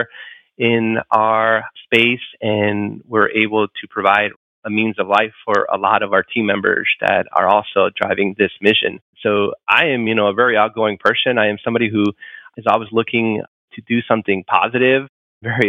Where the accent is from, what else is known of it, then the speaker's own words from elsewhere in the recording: Chicago, Illinois, United States; I grew up in Chicago, inner city Chicago